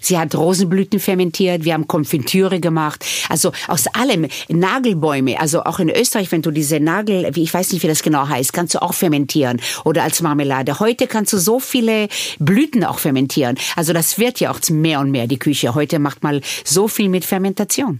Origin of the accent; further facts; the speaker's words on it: Israel; German is a second language; now in Vienna, Austria; Ich bin nicht ohne Alkohol aufgewachsen in Israel